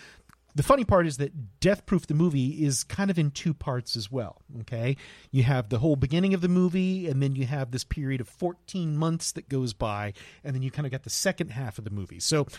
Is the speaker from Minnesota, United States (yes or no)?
no; Lakeland, Florida, United States; I'm from Polk County.